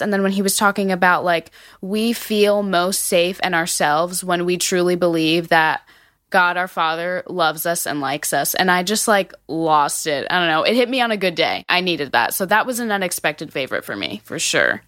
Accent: New Jersey, United States; now in Georgia, United States; I'm originally from New Jersey, but I live in Georgia now

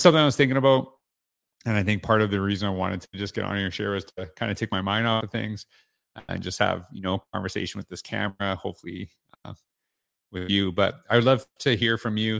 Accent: Canada; now in Central Florida, United States; I'm Canadian

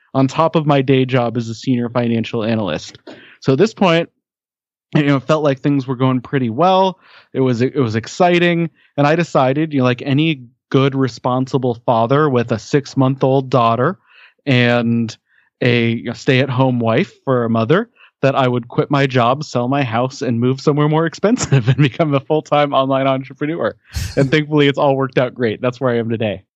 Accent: Denver, Colorado, United States; I grew up in the Denver, Colorado area

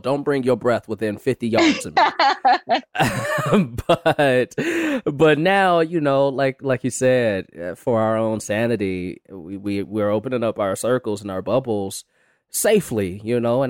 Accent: Chicago, Illinois, United States; moved away as an adult; now in Los Angeles, United States; I'm from Chicago and I moved out here to LA about 8 years ago.

